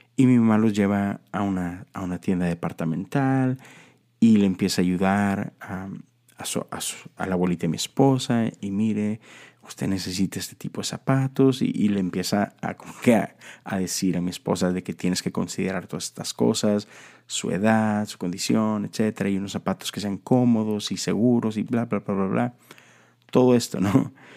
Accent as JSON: {"language": "Spanish", "country": "Mexico", "said": "esta tradición que tenemos en México"}